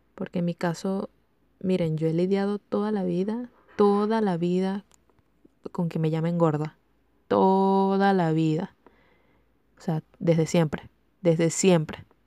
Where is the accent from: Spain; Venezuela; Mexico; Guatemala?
Venezuela; soy venezolana